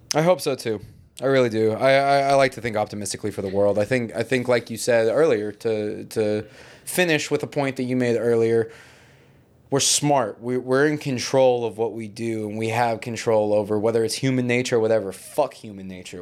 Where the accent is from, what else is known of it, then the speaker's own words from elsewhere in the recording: United States; being American